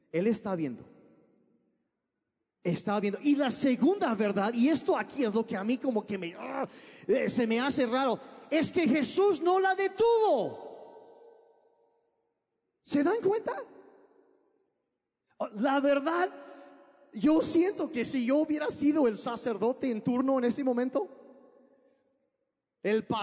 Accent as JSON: {"language": "Spanish", "region": "Sonora", "country": "Mexico", "tie": "born or raised there", "also_born_or_lived": "United States / Sinaloa", "said": "Yo crecí, ah, nací en Estados Unidos, pero cuando yo tenía cuatro años de edad, mis papás se vinieron a México. Y, y vivimos en el norte de México, en lo que es Sonora y Sinaloa"}